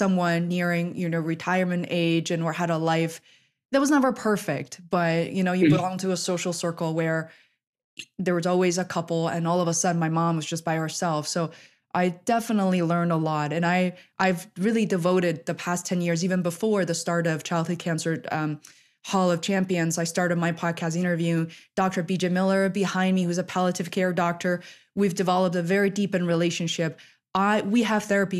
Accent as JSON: {"language": "English", "country": "China", "moved": "yes", "said": "I'm originally from China"}